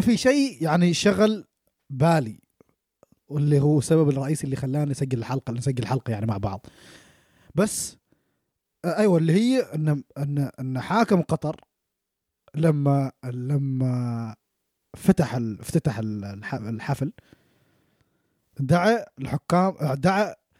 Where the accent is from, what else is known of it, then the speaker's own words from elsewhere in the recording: Oman; now in New Zealand; احنا كشباب عمانيين